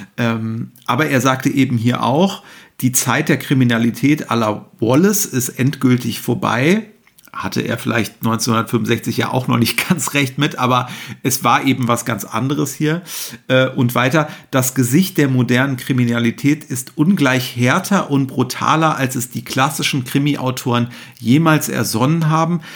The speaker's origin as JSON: {"language": "German", "region": "Hamburg", "country": "Germany", "said": "für mich hier als Hamburger vor der Haustür"}